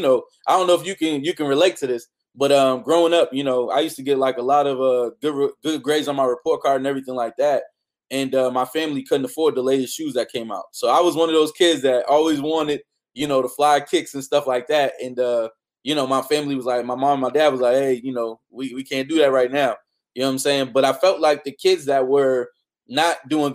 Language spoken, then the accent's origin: English; Boston, Massachusetts, United States; I'm from Boston